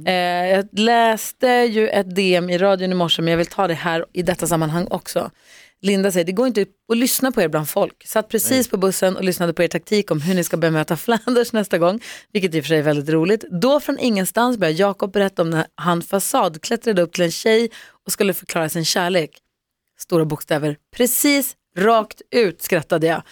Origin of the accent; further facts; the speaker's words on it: Luleå, Norrbotten County, Sweden; jag är uppvuxen i Luleå